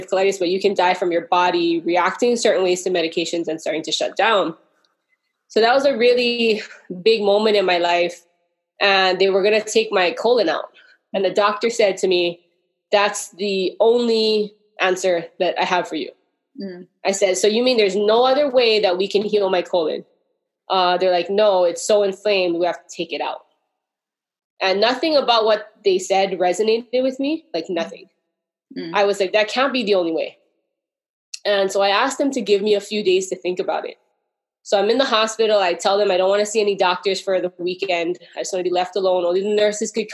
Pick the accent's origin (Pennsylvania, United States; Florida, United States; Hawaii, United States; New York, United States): Hawaii, United States; I'm from Hawaii